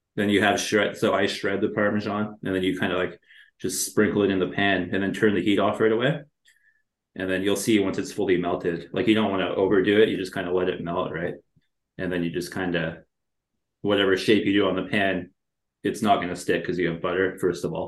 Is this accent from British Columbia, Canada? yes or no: no; a small town in Ontario, Canada; now in Toronto, Canada; I was born and raised in a small town in Ontario. I'm Canadian.